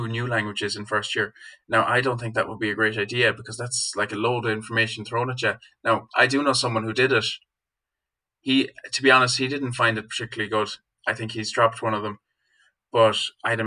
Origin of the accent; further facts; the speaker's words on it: Galway, Connacht, Ireland; I'm from Galway